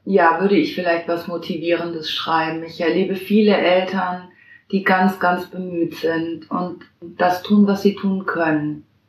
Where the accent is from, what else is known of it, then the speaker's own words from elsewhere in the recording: Hesse, Germany; moved away as an adult; now in Hamburg, Germany; Ich komme ja aus Hessen